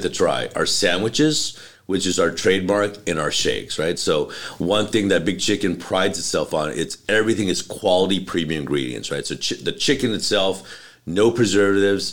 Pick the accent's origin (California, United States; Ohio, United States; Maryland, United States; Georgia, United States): California, United States; Los Angeles; I grew up in North Hollywood